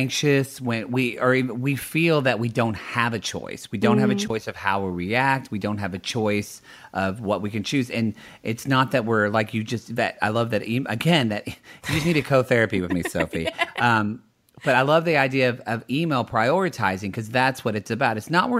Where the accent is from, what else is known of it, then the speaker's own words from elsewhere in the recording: the South, United States; I'm from the South, so yeah. I can say that. But no, because not all Southern people are dumb.